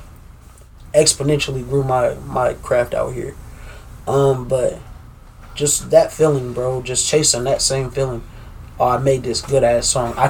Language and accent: English; Des Moines, Iowa, United States; I'm from Des Moines, Des Moines, Iowa. Born and raised.